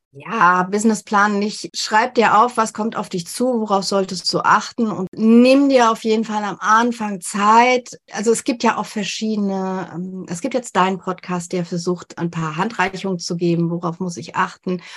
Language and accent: German; Germany; bei uns in Deutschland